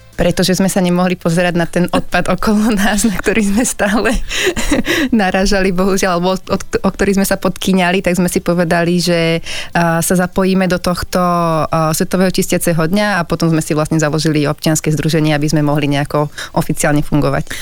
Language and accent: Slovak; Sereď, Trnava Region, Slovakia; ja som zo Serede